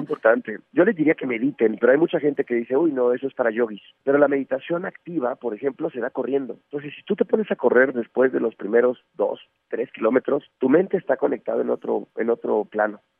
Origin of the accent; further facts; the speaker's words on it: Mexico; seguimos siendo o cada vez somos más mexicanos